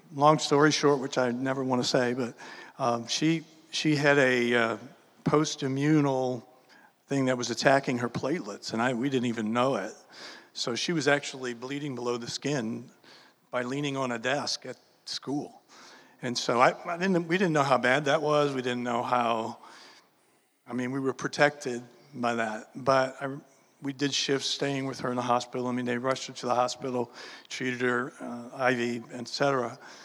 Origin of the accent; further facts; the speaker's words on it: New Orleans, Louisiana, United States; I was born and raised in New Orleans, Louisiana.